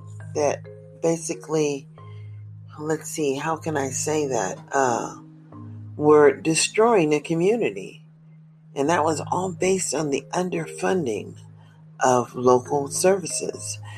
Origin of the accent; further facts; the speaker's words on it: United States; As an American living in America